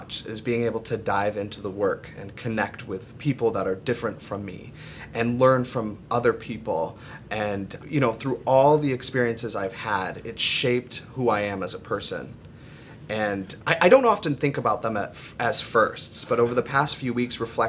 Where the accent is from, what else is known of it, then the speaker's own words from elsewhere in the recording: Mattawan, Michigan, United States; I grew up in Mattawan, Michigan. It's about 20 minutes outside of Kalamazoo on a 30-acre vineyard